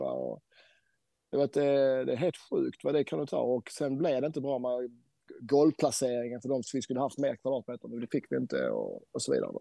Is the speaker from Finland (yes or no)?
no; Helsingborg, Skåne, Sweden; now in Norway; Jag bor ju i Norge även om jag är svensk skåning, helsingborgare.